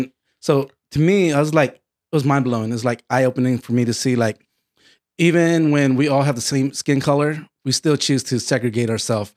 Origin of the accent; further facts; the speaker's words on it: Connecticut, United States; moved away; I was born in Connecticut, in the East Coast